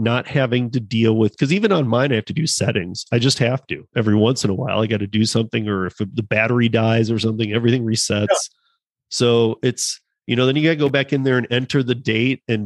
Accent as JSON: {"language": "English", "region": "Michigan", "country": "United States", "tie": "born or raised there", "said": "where I grew up in Michigan"}